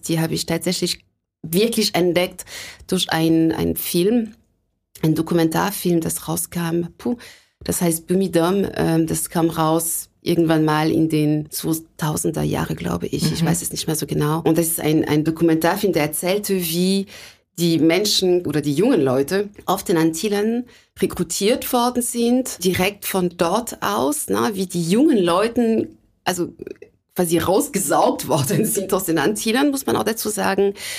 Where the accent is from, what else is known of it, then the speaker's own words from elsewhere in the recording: Sarcelles, Île-de-France, France; German is a second language; moved away as an adult; also born or lived in Lake Constance, Germany; now in Hamburg, Germany; geboren und aufgewachsen bin ich in der Nähe von Paris, weil meine Eltern sich da kennengelernt haben